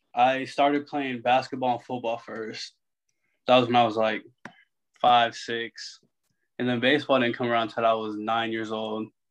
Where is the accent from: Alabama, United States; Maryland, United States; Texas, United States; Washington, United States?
Texas, United States; San Antonio; moved away; also born or lived in Arkansas; I'm from San Antonio, Texas, so I mean, just growing up